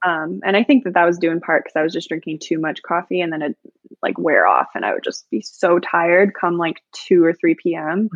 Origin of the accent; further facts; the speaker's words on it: Illinois, United States; I'm from Illinois